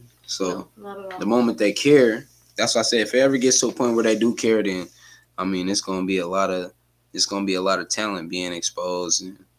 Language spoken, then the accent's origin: English; Washington, United States